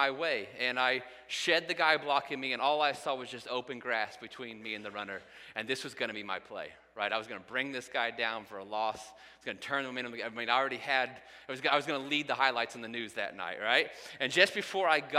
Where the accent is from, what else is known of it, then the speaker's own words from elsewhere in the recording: Indiana, United States; I grew up in Indiana